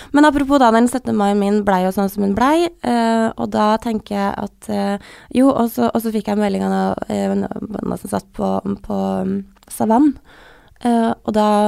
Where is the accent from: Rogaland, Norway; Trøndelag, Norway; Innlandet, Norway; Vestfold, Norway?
Trøndelag, Norway; accent: Trøndersk; jeg bytter veldig på å snakke mellom trønder og bokmål og den derre dialekten min